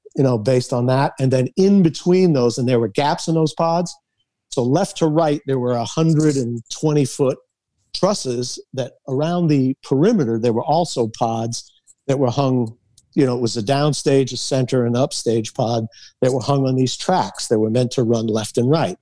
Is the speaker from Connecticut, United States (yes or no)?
no; Massachusetts, United States; we grew up in Massachusetts